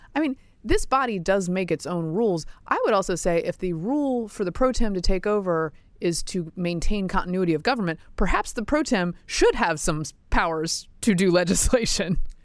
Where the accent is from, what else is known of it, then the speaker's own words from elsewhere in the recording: the American South, United States; I'm a Southerner